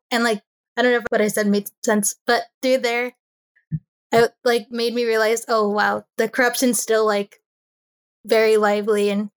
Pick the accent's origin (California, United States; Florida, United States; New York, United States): California, United States; East Bay; So I've grown up in the East Bay, or I was born and raised in the East Bay, and I still live here.